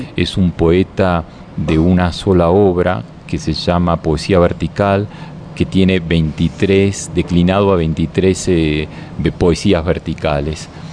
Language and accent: Spanish; Argentina; yo soy argentino